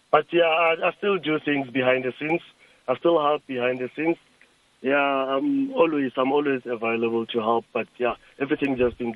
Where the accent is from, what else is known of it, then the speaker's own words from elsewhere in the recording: Lulekani, Limpopo, South Africa; my my place where I grew up in Lulekani